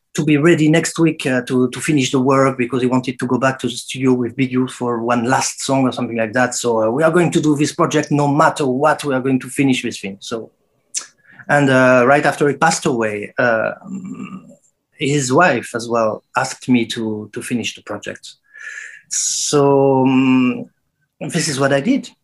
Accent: Saint-Étienne, Auvergne-Rhône-Alpes, France; my hometown, Saint Etienne

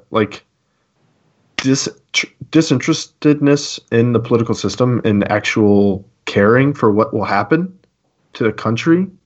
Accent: United States; But in the end, like my identity is not in the fact that I'm an American.

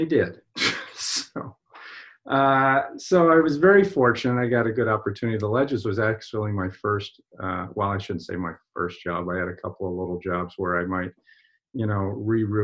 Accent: Pennsylvania, United States; moved away as an adult; now in Maine, United States; I'm originally from Pennsylvania, although I've been in Maine for 40 years

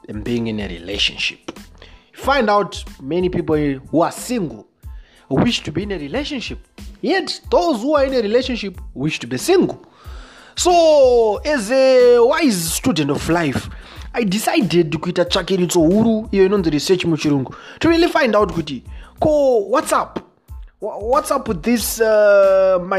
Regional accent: Zimbabwe

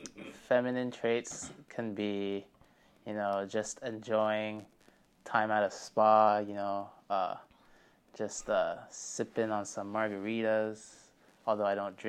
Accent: Malaysia; Yes, that is for sure. Malaysian proud.

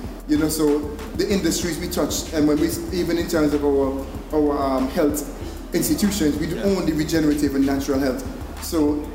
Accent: Antigua & Barbuda; moved away; also born or lived in Israel; as a young artist growing up in Antigua

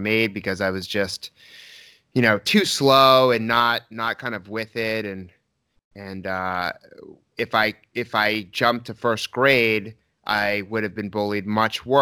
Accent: Newton, Massachusetts, United States; I grew up in Newton, Massachusetts

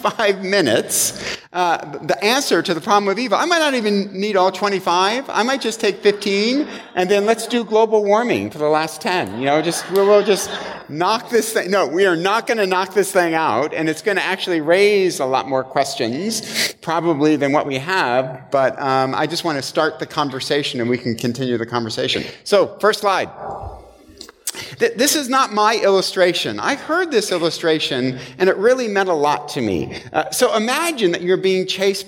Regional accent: Michigan, United States; moved away; I'm from Michigan.

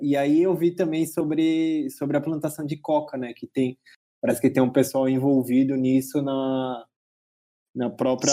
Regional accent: São Paulo, Brazil; a gente é de São Paulo

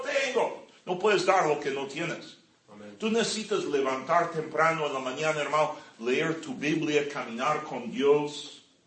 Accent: California, United States; moved away; yo crecí aquí en California, yo amo a California, yo, ah, mucho, eh, eh, eh, ahí especialmente por Carlsbad y Vista, Escondido

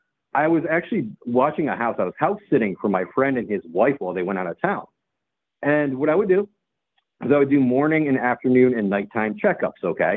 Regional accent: New England, United States; growing up in New England, you know, you don't run from predators.

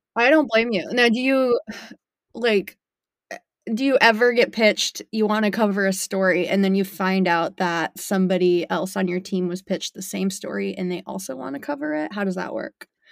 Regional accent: Sarasota, Florida, United States; also born or lived in Tampa; now in Gainesville, United States; born and raised in Sarasota, went to U S F in Tampa, and now my husband got a job up here in Gainesville

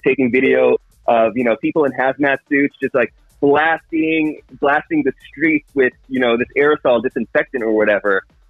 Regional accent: Encinitas, California, United States; moved away; also born or lived in Los Angeles; I'm from Encinitas

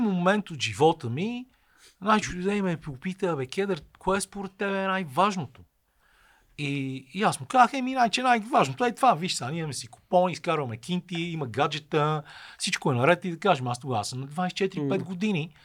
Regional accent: Bulgaria

